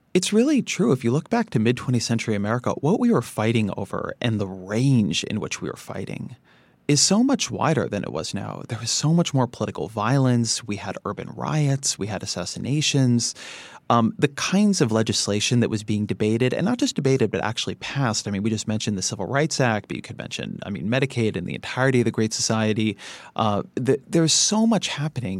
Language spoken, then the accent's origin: English; Irvine, California, United States; also born or lived in Washington, D.C.; I grew up in Irvine, California.